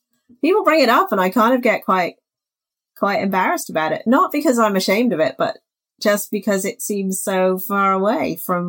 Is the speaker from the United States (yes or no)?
no; Wimbledon, London, United Kingdom; accent: South London; also born or lived in Reading / Warwickshire; now in Canada; And then I went to school in the UK, and I ended up with, I guess, a South London accent because I grew up in Wimbledon.